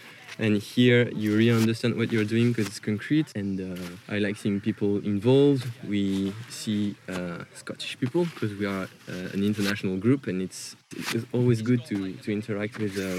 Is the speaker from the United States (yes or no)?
no; France; moved away as an adult; now in Dundee, United Kingdom; I'm from France.